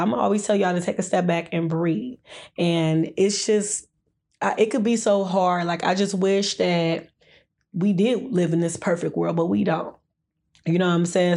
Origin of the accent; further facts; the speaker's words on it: Detroit, Michigan, United States; also born or lived in Downriver, Michigan; growing up in Detroit